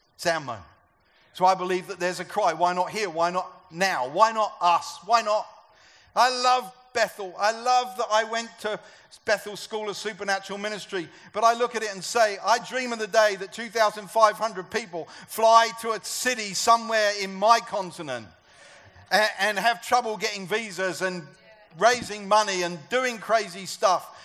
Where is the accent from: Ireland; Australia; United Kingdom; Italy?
United Kingdom; I'm a European. I'm a British European.